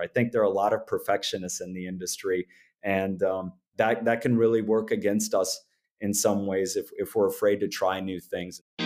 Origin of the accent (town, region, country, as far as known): Orange City, Iowa, United States; born or raised there